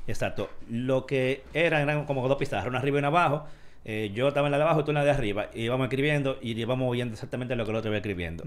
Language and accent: Spanish; Dominican Republic; como dominicanos